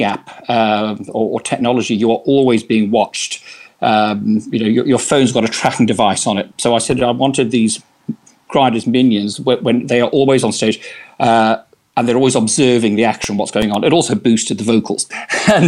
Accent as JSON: {"language": "English", "country": "Australia", "moved": "as an adult", "lives_now": "London, United Kingdom", "said": "I was originally from Australia and I worked in theatre there"}